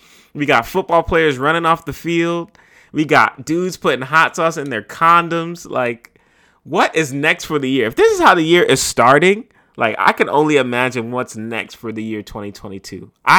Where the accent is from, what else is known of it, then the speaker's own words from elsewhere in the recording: New York City, New York, United States; right here in my hometown of the Bronx.